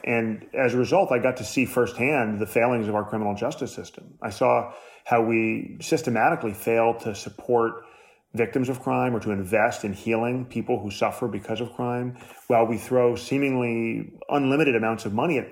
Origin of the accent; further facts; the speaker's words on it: New York City, New York, United States; I was born in New York City in 1980